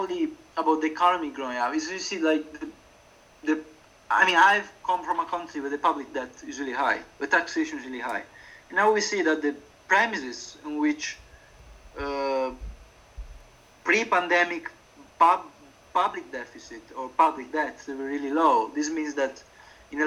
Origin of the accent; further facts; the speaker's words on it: Italy; English is a second language; moved away as an adult; now in Warsaw, Poland; in my hometown, there's a big shopping mall where there was, when I was a kid, it was incredibly dynamic and active